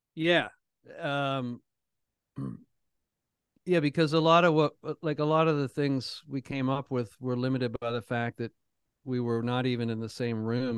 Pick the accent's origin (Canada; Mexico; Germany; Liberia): Canada; Toronto, Ontario; now in Nashville, United States; I grew up in Toronto